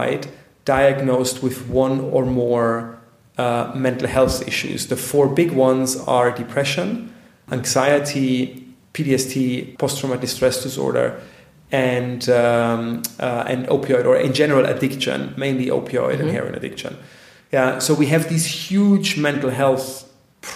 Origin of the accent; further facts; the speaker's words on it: Bavaria, Germany; I'm from Bavaria